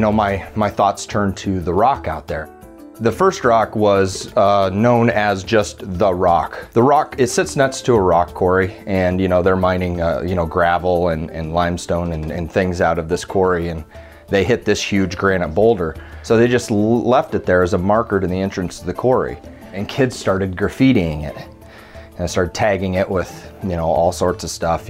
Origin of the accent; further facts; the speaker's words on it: Fontenelle, Iowa, United States; also born or lived in Creston, Iowa; I was born in Creston, Iowa, and I grew up in the little town of Fontenelle, Iowa, about 600 people